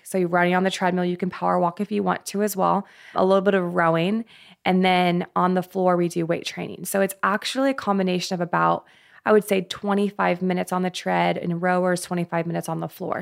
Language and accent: English; Colorado, United States; I'm actually from Colorado. I grew up there